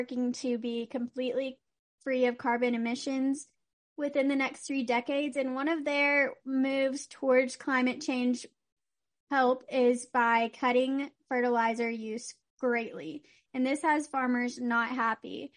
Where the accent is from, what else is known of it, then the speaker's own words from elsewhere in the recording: Texas, United States; moved away; my home state